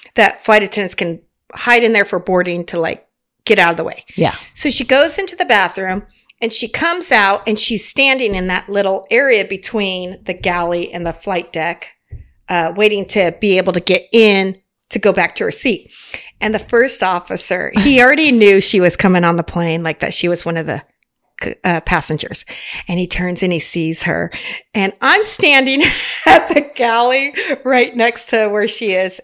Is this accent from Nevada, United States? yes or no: yes; Las Vegas, Nevada, United States; moved away as an adult; also born or lived in Cottonwood, Arizona / Phoenix, Arizona; I grew up in Las Vegas. I was born in Arizona, Cottonwood, a small town, right? And I grew up in Las Vegas.